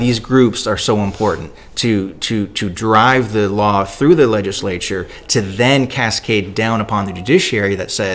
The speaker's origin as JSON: {"language": "English", "country": "Canada", "said": "I'm Canadian"}